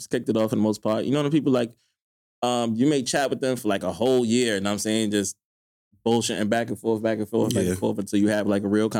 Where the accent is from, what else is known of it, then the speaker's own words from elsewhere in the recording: New York City, New York, United States; I was born in the 90s, and then at 10, I moved to Canarsie.